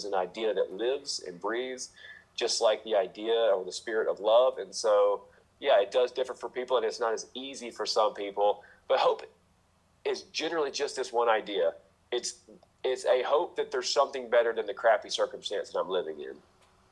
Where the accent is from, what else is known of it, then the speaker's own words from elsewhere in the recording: United States; I grew up in America. I grew up in a not poor part of America.